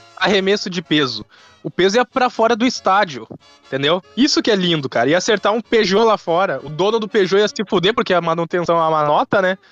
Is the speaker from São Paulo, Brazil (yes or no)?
no; Rio Grande do Sul, Brazil; eu sou do Rio Grande do Sul.